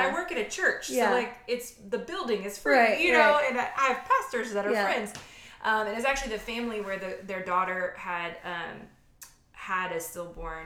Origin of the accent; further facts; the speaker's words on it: Louisiana, United States; now in Texas, United States; we're from Louisiana, we live in Texas.